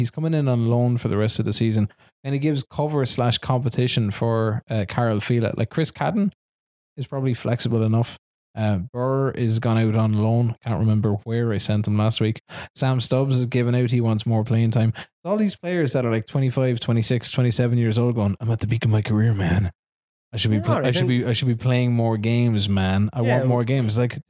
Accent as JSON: {"language": "English", "region": "Scotland", "country": "United Kingdom", "said": "We're still in Scotland. And yes, it's still shite being Scottish."}